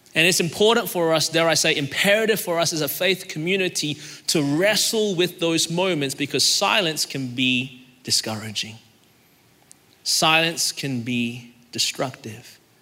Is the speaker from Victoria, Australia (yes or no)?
yes; Melbourne, Victoria, Australia; now in Anderson, United States; I was born in Melbourne, Australia, and that's the reason my voice is this way